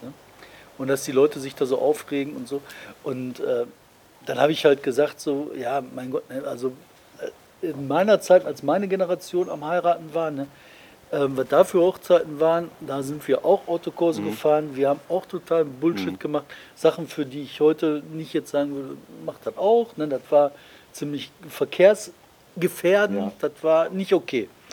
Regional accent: Bottrop, North Rhine-Westphalia, Germany; bei uns in Bottrop

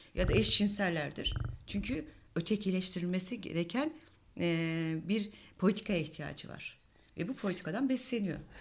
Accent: Diyarbakır, Diyarbakır Province, Turkey; ben aslında Diyarbakır'da doğdum büyüdüm

